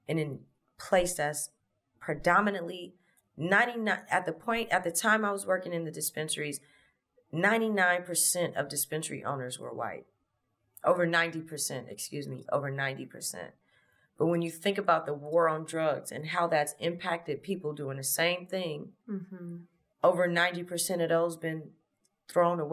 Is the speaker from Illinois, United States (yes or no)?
no; Los Angeles, California, United States; I'm from LA. I'm from South LA, South Central. Born in 86. Grew up in the late 80s, early 90s